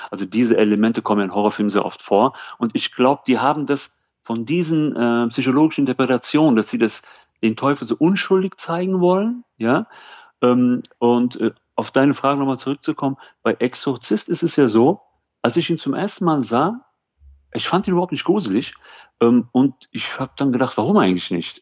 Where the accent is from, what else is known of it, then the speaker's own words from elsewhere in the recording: Germany; ich komme aus Deutschland